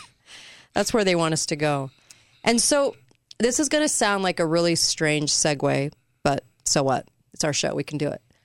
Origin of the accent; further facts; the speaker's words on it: California, United States; I grew up in California